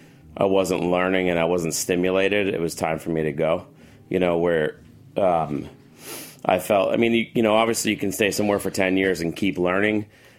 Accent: Paramus, New Jersey, United States; also born or lived in Chicago; now in Los Angeles, United States; I'm from Jersey. I grew up in Paramus

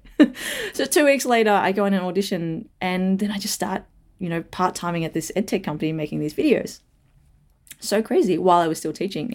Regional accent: Melbourne, Victoria, Australia; also born or lived in Perth, Australia; I was born in Perth, but moved over to Melbourne, so when I was, like, three

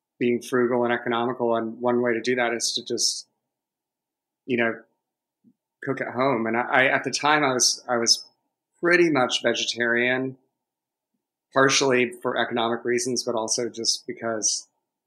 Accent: Savannah, Georgia, United States; now in Atlanta, United States; I grew up in Savannah on the coast

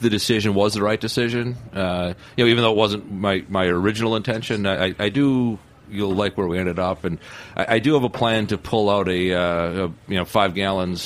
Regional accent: Wisconsin, United States; now in New York, United States; I'm from Wisconsin

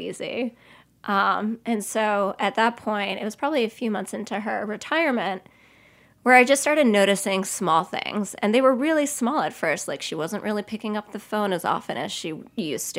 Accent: Cedarhurst, New York, United States; I grew up in Cedarhurst, which is in the Five Towns

